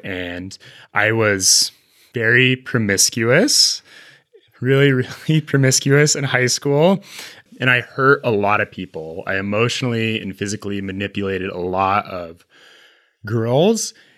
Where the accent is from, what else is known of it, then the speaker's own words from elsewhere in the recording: Utah, United States; We're both from Utah.